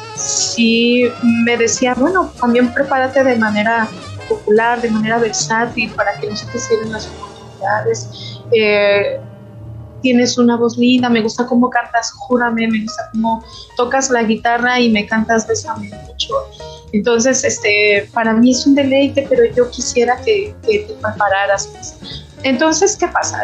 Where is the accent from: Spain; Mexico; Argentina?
Mexico; Aguascalientes; moved away as an adult; also born or lived in Pachuca, Hidalgo; now in Torreón, Mexico; para el 1992 fuimos a vivir a Aguascalientes. En Aguascalientes eh, prácticamente me desarrollé